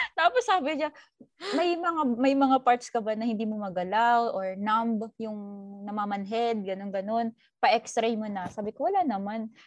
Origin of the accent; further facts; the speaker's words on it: Philippines; moved away; umuwi ako sa Pilipinas